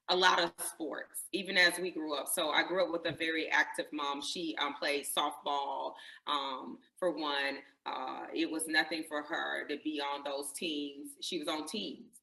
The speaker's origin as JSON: {"language": "English", "town": "Greenwood", "region": "South Carolina", "country": "United States", "tie": "born or raised there", "said": "I grew up uh, right here in, in Greenwood, South Carolina, in the South"}